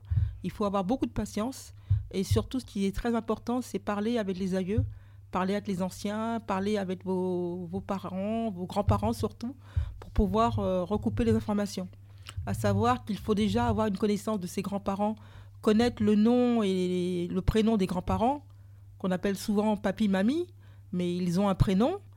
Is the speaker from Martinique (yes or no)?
yes; Martinique; je suis martiniquaise.